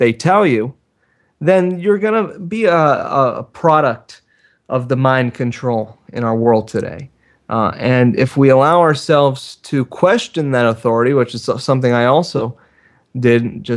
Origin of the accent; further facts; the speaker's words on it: South Florida, United States; as a kid growing up in South Florida in a very cutthroat culture